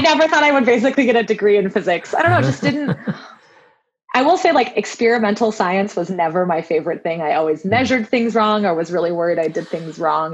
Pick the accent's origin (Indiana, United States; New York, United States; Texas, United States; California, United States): California, United States; Southern; I grew up in Southern California